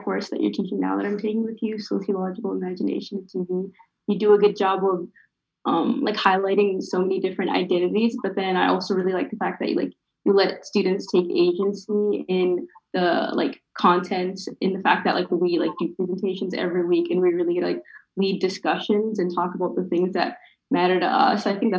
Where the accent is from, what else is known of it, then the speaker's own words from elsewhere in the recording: Minnesota, United States; moved away as an adult; I grew up in Minnesota.